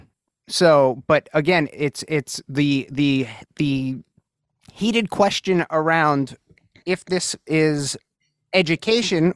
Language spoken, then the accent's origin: English; New York City, New York, United States; born or raised there